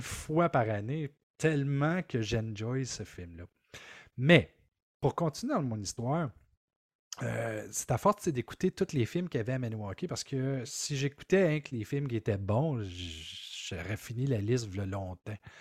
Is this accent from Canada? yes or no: yes; Maniwaki, Quebec, Canada; Je viens de Maniwaki. Mm. Alors, à Maniwaki, c'est un petit village.